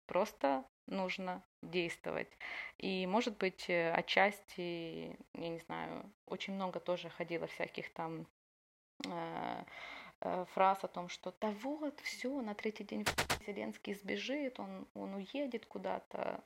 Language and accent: Russian; Ukraine; also born or lived in Odesa; я из Украины